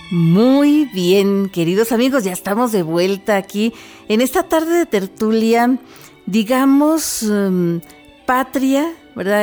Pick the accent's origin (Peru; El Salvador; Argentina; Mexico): Mexico; Como mexicanos, como parte de esta gran nación que es México